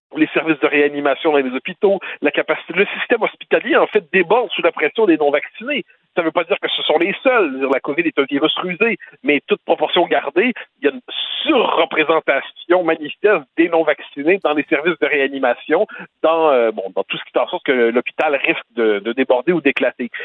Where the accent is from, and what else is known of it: Quebec, Canada